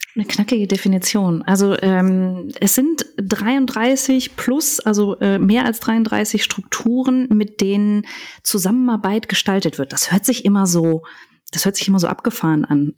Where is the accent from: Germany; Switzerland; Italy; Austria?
Germany; Cologne, North Rhine-Westphalia; ich tatsächlich mit Köln und meiner Heimat sehr verbunden bin